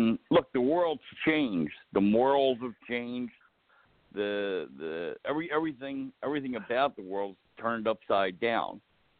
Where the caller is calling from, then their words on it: New Jersey, United States; I'm calling from New Jersey.